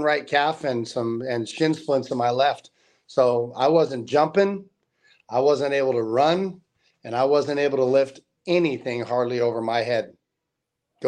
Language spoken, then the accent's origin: English; South Lake Tahoe, California, United States; also born or lived in Las Vegas; I'm from South Tahoe High School